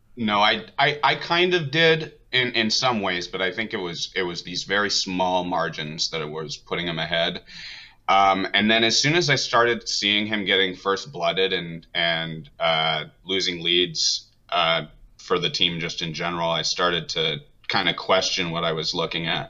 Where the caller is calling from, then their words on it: Wenatchee, Washington, United States; I'm calling from Wenatchee, Washington